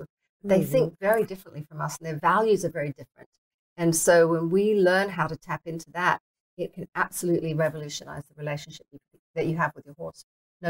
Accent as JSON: {"language": "English", "country": "Singapore", "tie": "born there", "accent": "mixed British, Australian, American", "said": "I started riding when I was 9 in Singapore. I was born in Singapore."}